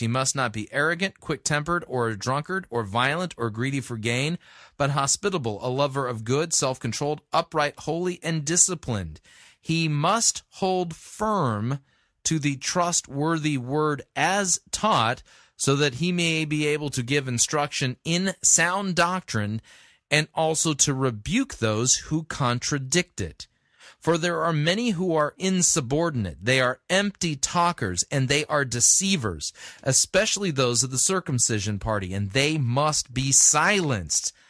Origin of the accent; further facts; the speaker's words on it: Southern California, United States; I grew up in Southern California